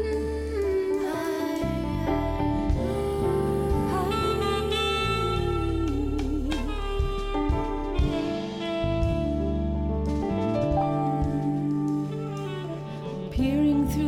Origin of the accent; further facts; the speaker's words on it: Bakersfield, California, United States; I'm from Bakersfield, California